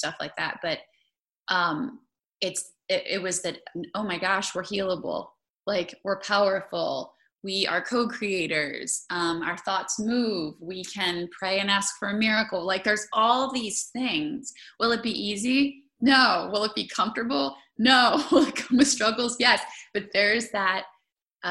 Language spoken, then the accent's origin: English; Maryland, United States; I grew up in Maryland